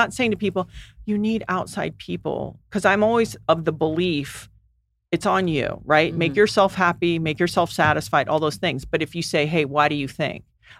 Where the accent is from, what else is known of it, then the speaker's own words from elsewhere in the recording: U.S. Virgin Islands; Well, I grew up in the Virgin Islands and everyone went hard.